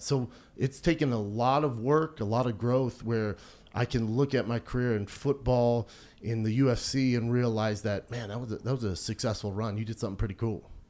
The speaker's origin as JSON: {"language": "English", "town": "Aurora", "region": "Colorado", "country": "United States", "tie": "born or raised there", "also_born_or_lived": "Venice Beach, California", "moved": "yes", "said": "I grew up in Aurora, Colorado, which was predominantly like a black neighborhood."}